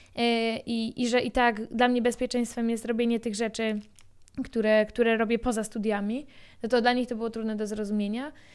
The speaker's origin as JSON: {"language": "Polish", "area": "near Bydgoszcz", "region": "Kuyavian-Pomeranian Voivodeship", "country": "Poland", "tie": "born or raised there", "said": "jestem z Podbydgoszczy, chodziłam do mojej szkoły podstawowej e, w moim miasteczku, poza Bydgoszczą"}